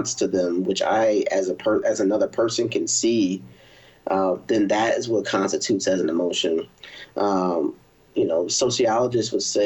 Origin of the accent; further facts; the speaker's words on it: Philadelphia, Pennsylvania, United States; now in Austin, United States; I'm originally from Philadelphia, Northeast in the building